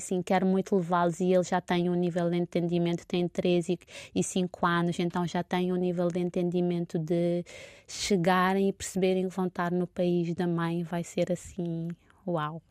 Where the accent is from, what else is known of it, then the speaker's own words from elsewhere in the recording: Santo Antão, Cape Verde; moved away as an adult; now in Lisbon, Portugal; enquanto cabo-verdiana, nascida em Santo Antão